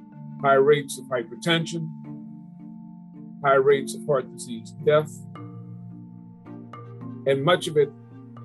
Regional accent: New Orleans, Louisiana, United States; here in New Orleans, my hometown.

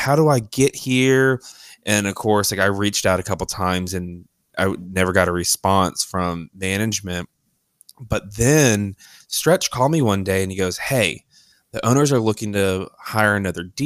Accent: Richmond, Virginia, United States; moved away as an adult; also born or lived in Raleigh, North Carolina; now in Nashville, United States; So I was born in Raleigh, North Carolina, but I was raised in Richmond, Virginia

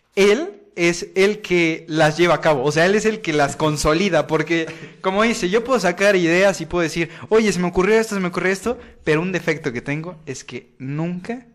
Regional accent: Veracruz, Mexico; me pueden decir Jarocho, pues soy del puerto de Veracruz

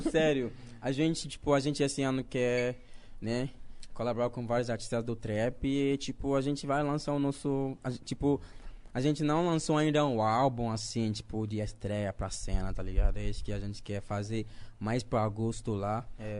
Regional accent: Ghana; Portuguese is a second language; moved away as an adult; also born or lived in Recife, Brazil; now in Brazil; Eu nasci na quebrada em Gana, mas não na quebrada aqui

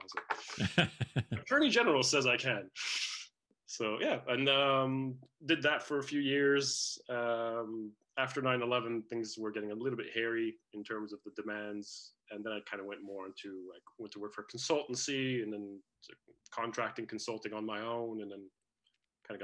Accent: Canada; moved away; also born or lived in Netherlands / United States; I was born in the Netherlands. I grew up in Canada, but for a couple of years, I went back to live with my father there

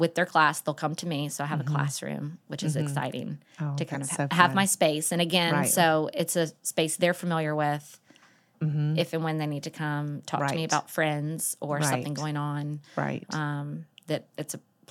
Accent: Atlanta, Georgia, United States; Well, I grew up in Atlanta and knew from the get-go that I wanted to be a school counselor.

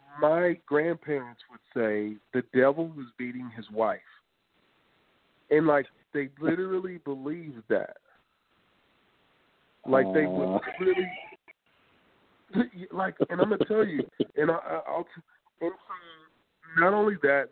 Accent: the South, United States; I'm from the South

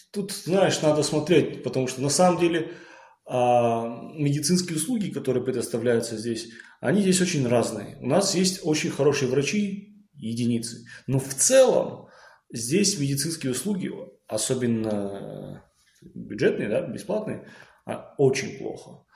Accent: Beslan, North Ossetia–Alania, Russia; я сам из Беслана

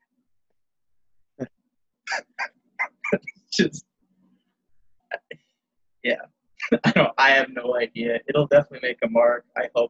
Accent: rural Tennessee, United States; once I was like driving age, I was in like rural Tennessee

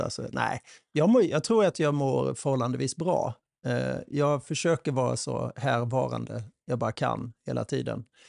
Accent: Sweden; vi svenskar

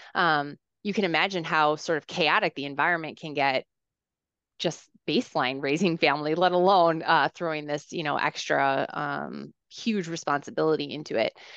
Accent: Minnesota, United States; I grew up in Minnesota

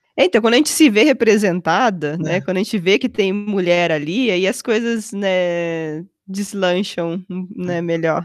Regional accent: Mogi das Cruzes, São Paulo, Brazil; moved away as an adult; also born or lived in Campinas; now in Chicago area, United States; eu consegui uma bolsa numa escola lá em Mogi das Cruzes, onde eu cresci

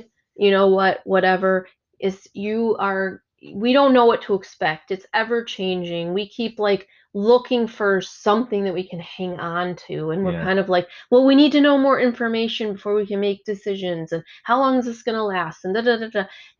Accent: Germany; now in United States; I'm not from here natively. I came from Germany.

